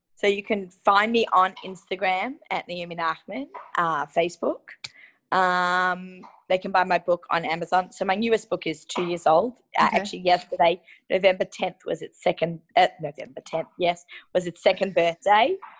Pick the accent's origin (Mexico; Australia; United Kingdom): Australia; moved away; I grew up in Australia